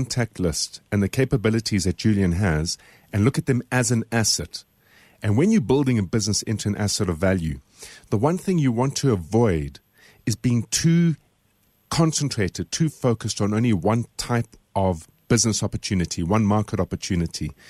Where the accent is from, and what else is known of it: South Africa